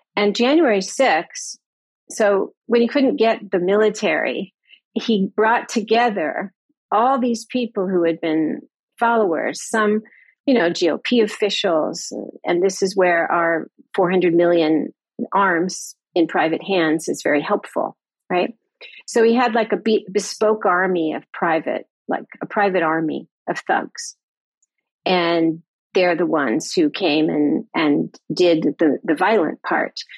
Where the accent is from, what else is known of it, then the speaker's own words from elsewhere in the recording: United States; as an American